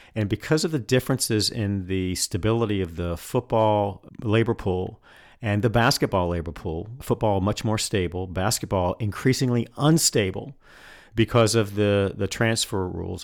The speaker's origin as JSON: {"language": "English", "region": "North Carolina", "country": "United States", "tie": "born or raised there", "said": "North Carolina, my home state"}